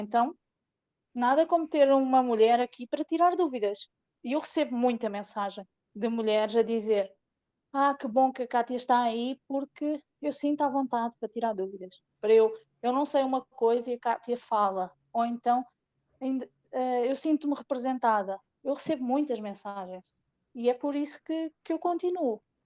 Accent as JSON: {"language": "Portuguese", "country": "Portugal", "also_born_or_lived": "Ceará, Brazil", "moved": "as an adult", "said": "eu sou da Terrinha, mas eu sou muito brasileira também, porque eu, uhum. em 2012, eu imigrei para o Brasil, tive quase cinco anos no Brasil"}